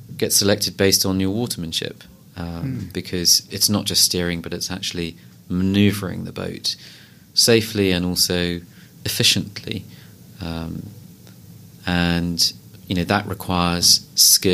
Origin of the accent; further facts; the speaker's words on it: London, United Kingdom; I was born and brought up in London, I went to a school in southwest London called Hampson School